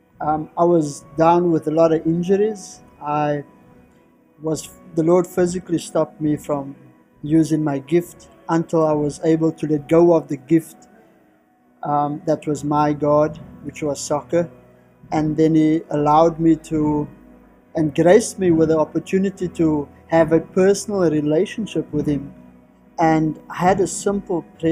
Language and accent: English; Cape Town, Western Cape, South Africa; from South Africa, all the way in Cape Town, from a little community called Ocean View, which is at the very southern tip of Africa.